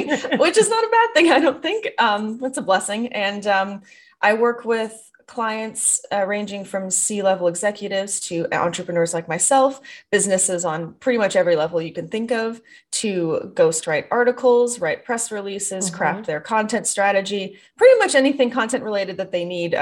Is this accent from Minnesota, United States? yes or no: yes; the Midwest, Minnesota, United States; moved away; I was raised in the Midwest and Minnesota nice is a thing